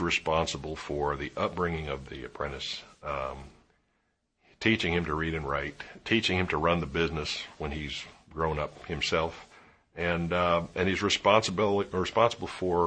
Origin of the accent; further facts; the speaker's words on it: Williamsburg, Virginia, United States; I grew up in Williamsburg